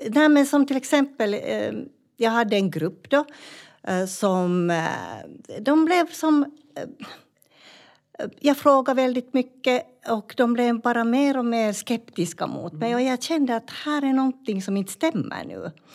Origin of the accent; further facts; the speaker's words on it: Finland; moved away as an adult; now in Malmberget, Sweden; jag var ju från Finland